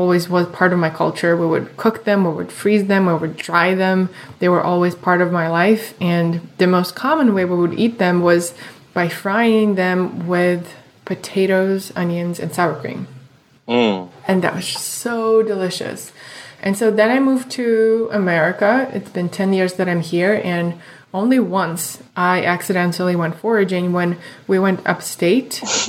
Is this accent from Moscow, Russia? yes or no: yes; Moscow, Russia; moved away; I grew up in Moscow in Russia